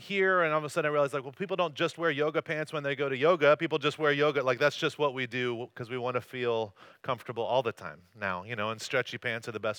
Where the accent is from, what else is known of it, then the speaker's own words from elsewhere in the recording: North Carolina, United States; moved away as an adult; also born or lived in Corona, California; now in Costa Mesa, United States; I grew up in North Carolina, and I lived in Corona for a little while after